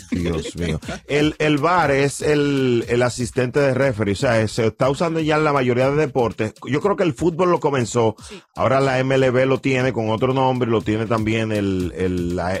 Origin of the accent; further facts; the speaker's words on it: Dominican Republic; Óyeme, yo soy dominicano.